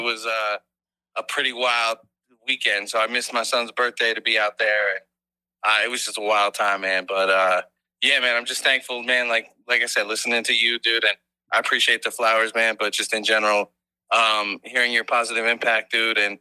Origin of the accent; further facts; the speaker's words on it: New Jersey, United States; now in Cincinnati, United States; So I live in Cincinnati, but I'm from Jersey